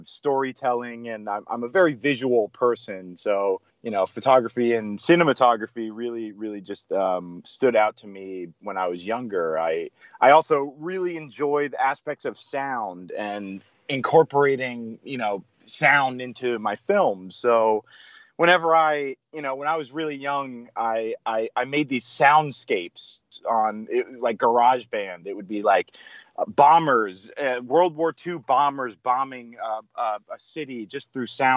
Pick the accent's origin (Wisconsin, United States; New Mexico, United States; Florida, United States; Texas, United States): Florida, United States; Winter Park; moved away as an adult; also born or lived in Sarasota, Florida; now in Asheville, United States; So I grew up in Orlando, in Winter Park, and I was there for about maybe 10 years